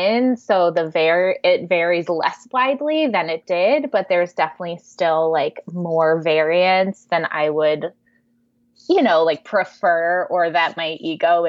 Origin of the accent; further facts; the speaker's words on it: East Coast, United States; moved away as an adult; now in California, United States; move to California, because I grew up on the East Coast